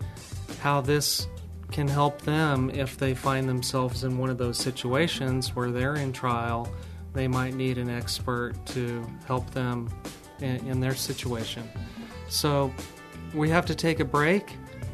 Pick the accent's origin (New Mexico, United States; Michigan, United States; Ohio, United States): New Mexico, United States; now in San Antonio, United States; I'm from New Mexico